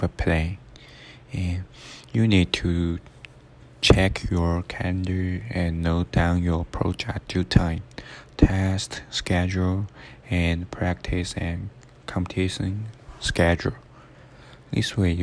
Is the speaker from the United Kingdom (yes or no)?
no; China; moved away as an adult; now in Arizona, United States; I come from China, and I'm studying at Arizona State University